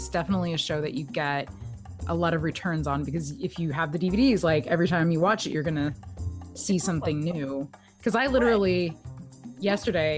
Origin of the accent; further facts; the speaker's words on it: Texas, United States; I'm from Texas